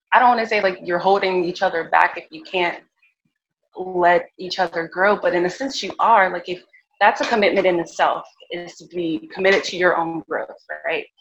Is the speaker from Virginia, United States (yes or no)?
yes; Virginia, United States; also born or lived in California; I grew up in Virginia